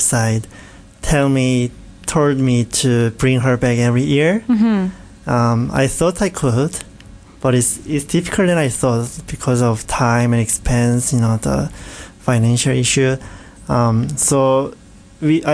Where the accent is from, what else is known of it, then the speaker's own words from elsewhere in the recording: Changwon, South Gyeongsang, South Korea; English is a second language; moved away as an adult; now in Canada; my hometown, Changwon, near Busan, very south